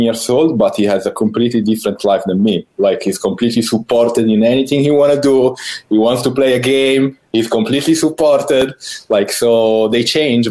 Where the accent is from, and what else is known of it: Italy; born or raised there; English is a second language